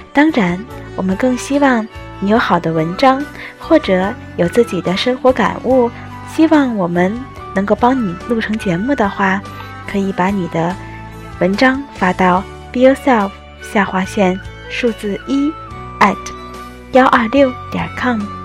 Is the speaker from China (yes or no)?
yes; Tianjin, China; moved away as an adult; also born or lived in Tokyo, Japan; now in Shizuoka, Japan; 我是一只出生于天津、长在海河边上的猫。 从小到大学都没有出过天津的我，如今在日本留学